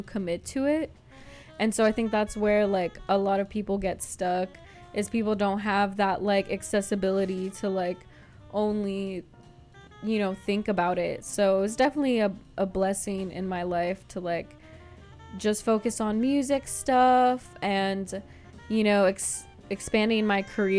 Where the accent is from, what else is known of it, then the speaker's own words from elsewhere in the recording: East Bay, Berkeley and Oakland, California, United States; also born or lived in Santa Cruz, California; now in San Francisco, United States; I'm from the East Bay, Berkeley and Oakland, but I moved to SF